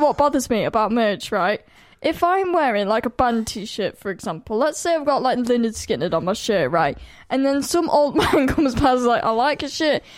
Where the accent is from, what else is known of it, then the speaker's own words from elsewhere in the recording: United Kingdom; I'm from the Midlands and I say cow